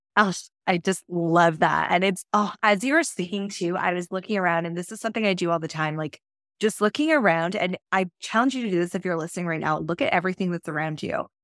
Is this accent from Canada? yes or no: yes; Canada; I'm Canadian